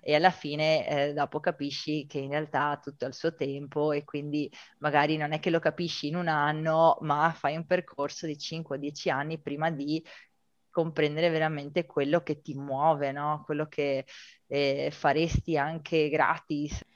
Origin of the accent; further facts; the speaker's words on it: Rovigo, Veneto, Italy; moved away as an adult; also born or lived in China / Argentina; vengo da Rovigo